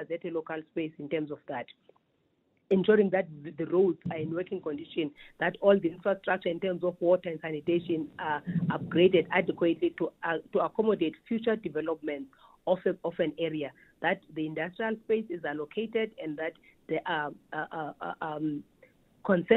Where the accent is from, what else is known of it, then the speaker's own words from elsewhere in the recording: South Africa; we have been lax as the South African community